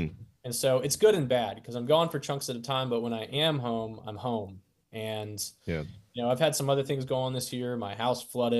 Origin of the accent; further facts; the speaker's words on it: Florida, United States; moved away as an adult; also born or lived in Nashville; now in Pensacola, United States; When I was in Nashville, I got so homesick. I was there for 10 years and like, I was probably there for like 4 years too long. Okay. And I went and got a Florida tattoo.